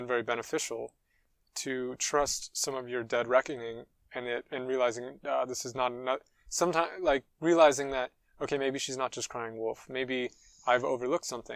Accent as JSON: {"language": "English", "country": "United States", "also_born_or_lived": "United Kingdom", "moved": "yes", "lives_now": "France", "said": "as an American"}